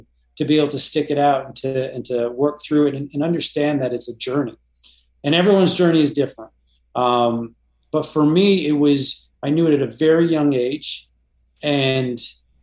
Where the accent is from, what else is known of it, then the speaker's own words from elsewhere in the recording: Toronto, Ontario, Canada; I grew up in Toronto.